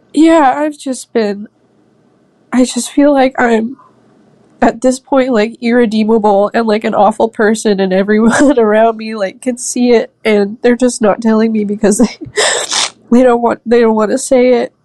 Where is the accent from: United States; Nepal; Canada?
United States; Vancouver, Washington; I'm twenty-four years old, and I'm from Vancouver, Washington.